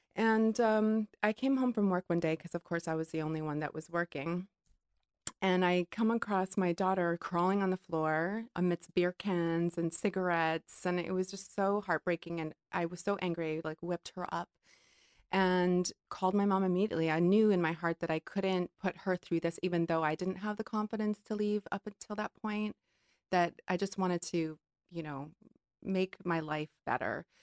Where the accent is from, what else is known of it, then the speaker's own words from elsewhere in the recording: Hawaii, United States; growing up in Hawaii